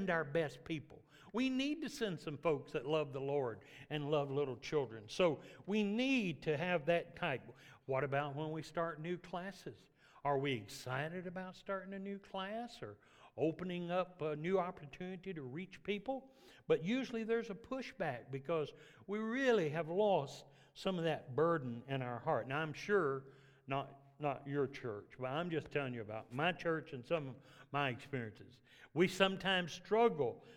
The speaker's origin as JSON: {"language": "English", "town": "Memphis", "region": "Tennessee", "country": "United States", "tie": "born or raised there", "moved": "yes", "said": "my dad moved to the city, so I grew up in Memphis"}